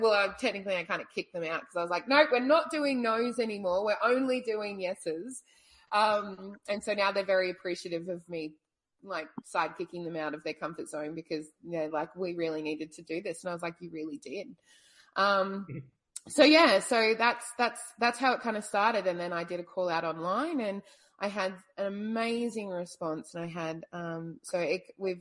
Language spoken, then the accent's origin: English; Brisbane, Queensland, Australia; now in Hobart, Australia; I'm Australian. I was born in Brisbane but have traveled a lot